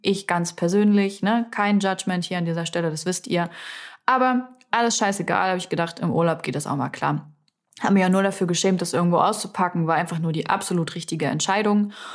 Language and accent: German; Salzwedel, Saxony-Anhalt, Germany; moved away; Salzwedel, also meine Heimatstadt